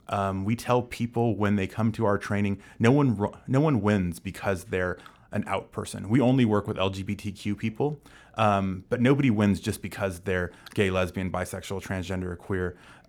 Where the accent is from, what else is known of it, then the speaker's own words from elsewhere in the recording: Phoenix, Arizona, United States; now in Washington, D.C., United States; So I am originally from Phoenix, Arizona. I've been in Washington, D.C. for 9 years now